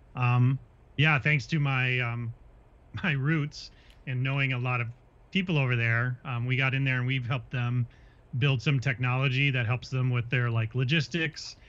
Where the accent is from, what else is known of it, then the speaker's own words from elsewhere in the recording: Minnesota, United States; growing up in Minnesota